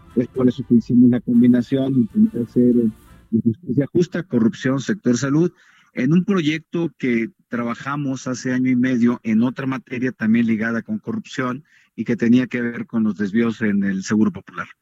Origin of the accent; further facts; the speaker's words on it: Sinaloa, Mexico; a Sinaloa, de donde soy original